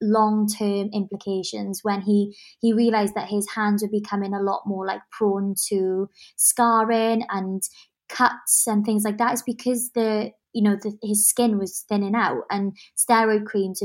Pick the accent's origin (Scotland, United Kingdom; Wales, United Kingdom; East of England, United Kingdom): Wales, United Kingdom; Swansea; I'm Welsh. So that's kind of a little nod to like Swansea and like where I come from, my family roots.